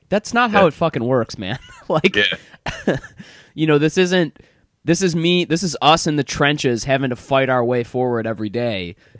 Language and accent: English; Michigan, United States; I grew up in Michigan, man.